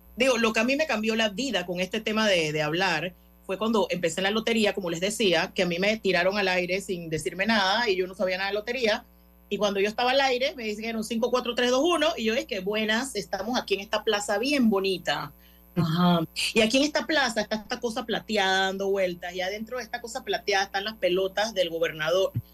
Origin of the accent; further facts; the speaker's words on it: Panama; yo vengo aquí con mi otro acento y panameña